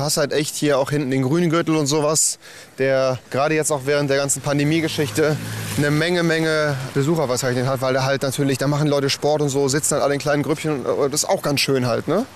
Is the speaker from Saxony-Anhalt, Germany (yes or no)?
no; Euskirchen, North Rhine-Westphalia, Germany; moved away as an adult; now in Cologne, Germany; Aus Euskirchen, das hört man vielleicht